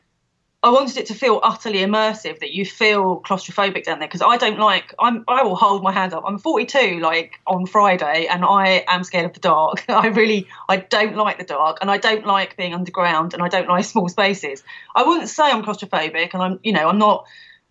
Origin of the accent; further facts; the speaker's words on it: London, United Kingdom; now in Ludlow, United Kingdom; I'm from London originally, as I'm sure listeners will be able to tell from my accent